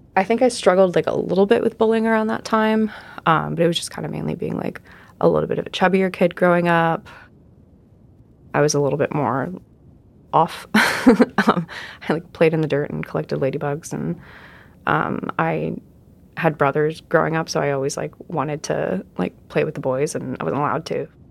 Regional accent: Southern California, United States; also born or lived in Arizona; I was uh, born in uh, Arizona, and then I grew up in Southern California

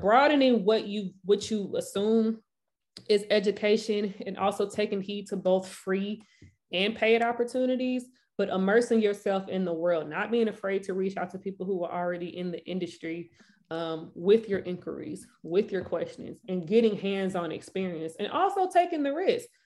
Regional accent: St. Louis, Missouri, United States; Saint Louis, Missouri. Born and raised.

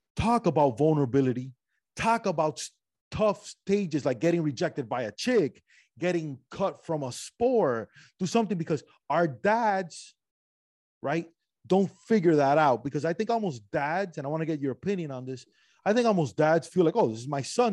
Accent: Cuba; moved away; also born or lived in Spain / Miami; I'm from Cuba. I went from Cuba to Spain for a little bit, Miami.

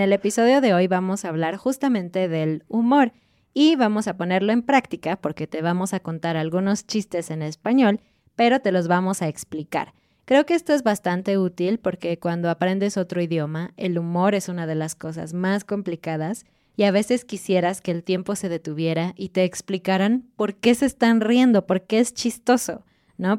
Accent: Mexico; como mexicanos en particular

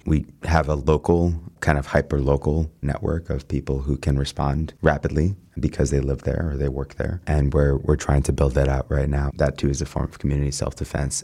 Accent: New York City, New York, United States; I'm a New Yorker

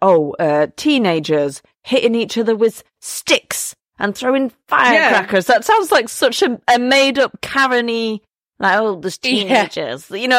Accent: Yorkshire and the Humber, United Kingdom; oh, I'm from Yorkshire.

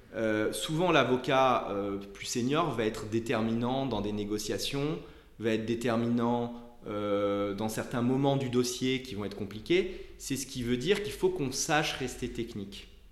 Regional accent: Nice, Provence-Alpes-Côte d'Azur, France; moved away as an adult; also born or lived in Montpellier; now in Paris, France; j'ai été, j'ai été élevé à Nice

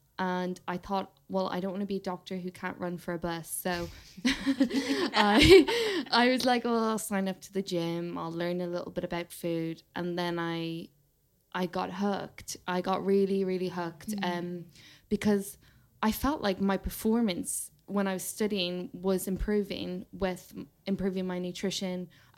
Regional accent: Ireland; So I grew up in Ireland and I did the equivalent of the A levels.

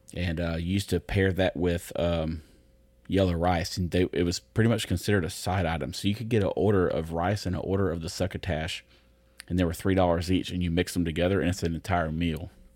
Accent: United States; I'm American

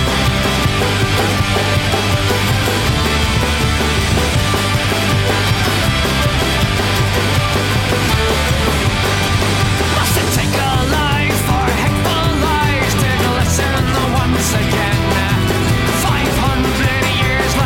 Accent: Nottingham, East Midlands, United Kingdom; moved away; I'm originally from Nottingham

